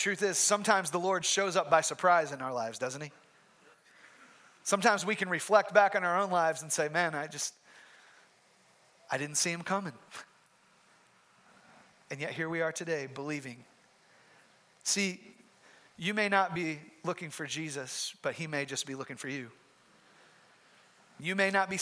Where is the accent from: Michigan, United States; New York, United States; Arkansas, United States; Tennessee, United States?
Michigan, United States; moved away; I'm from Michigan